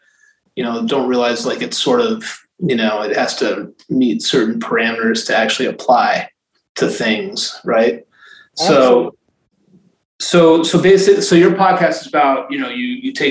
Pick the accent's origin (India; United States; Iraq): United States; Maine; now in Massachusetts, United States; I'm from Maine originally